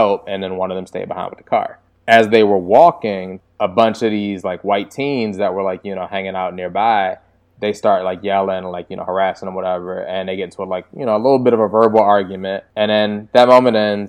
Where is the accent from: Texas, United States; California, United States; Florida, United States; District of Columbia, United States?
District of Columbia, United States; Washington; I'm from DC